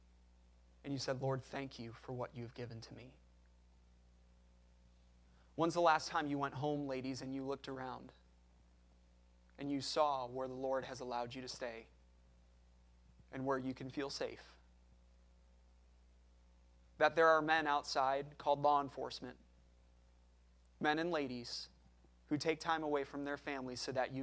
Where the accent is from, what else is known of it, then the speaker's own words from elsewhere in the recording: United States; we are all American